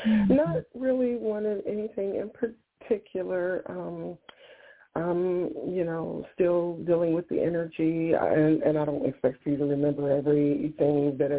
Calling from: Ohio, United States

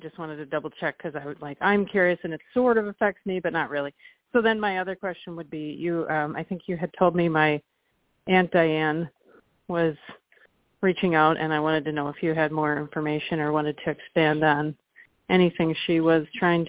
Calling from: Milwaukee, Wisconsin, United States; from Milwaukee.

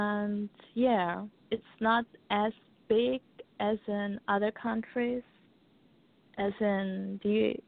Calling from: Austria; From Austria.

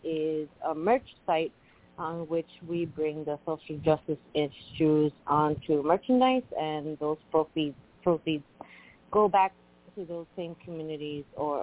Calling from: Puerto Rico; Hello there. Hi … from Puerto Rico.

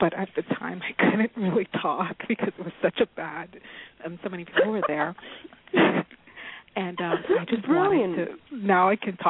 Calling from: California, United States; I'm California.

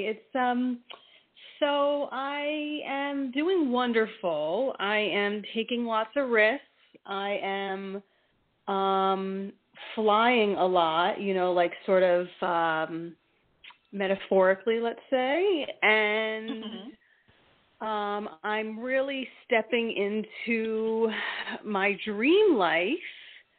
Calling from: New Jersey, United States; from New Jersey, currently.

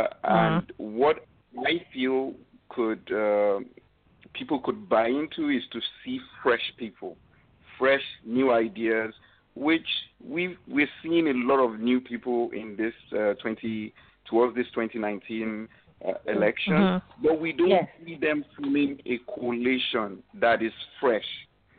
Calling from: Canada; I'm calling from Canada, to be precise.

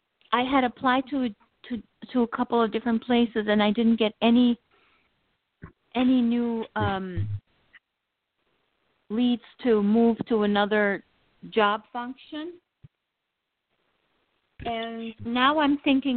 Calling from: New York, United States; I'm from New York.

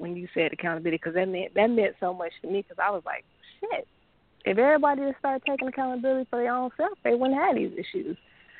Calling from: Hot Springs, Arkansas, United States; I'm calling from Hot Springs, Arkansas. I am your Capricorn.

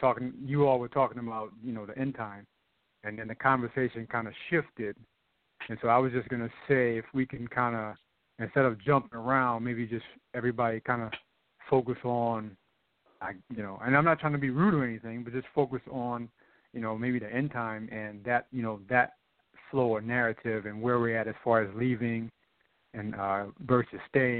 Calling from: Charlotte, North Carolina, United States; I'm calling from Charlotte.

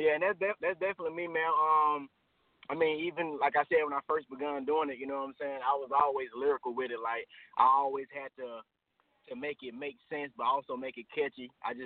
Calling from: Atlanta, Georgia, United States; Hey, I'm calling from Atlanta, Georgia.

